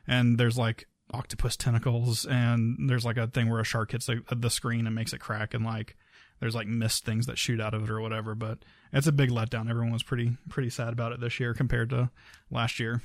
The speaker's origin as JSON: {"language": "English", "town": "Key West", "region": "Florida", "country": "United States", "said": "I'm from Key West"}